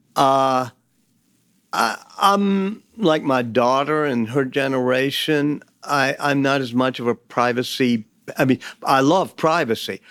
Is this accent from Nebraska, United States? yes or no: no; New Orleans, Louisiana, United States; I grew up in New Orleans